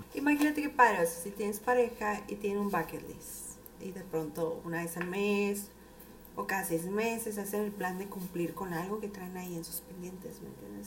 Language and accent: Spanish; Nogales, Sonora, Mexico; así hablamos aquí, creen que estamos enojados, somos muy golpeados